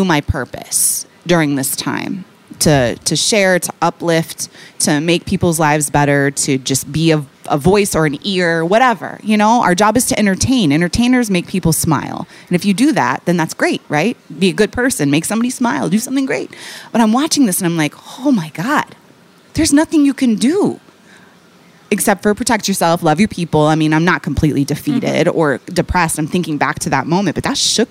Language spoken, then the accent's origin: English; Seattle, Washington, United States; also born or lived in New York; now in Chicago, United States; I'm from Seattle